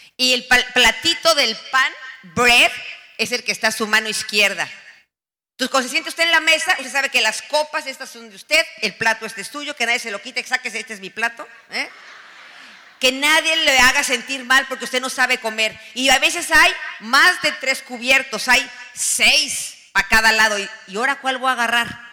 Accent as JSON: {"language": "Spanish", "country": "Mexico", "also_born_or_lived": "United States", "moved": "as an adult", "said": "En mi país"}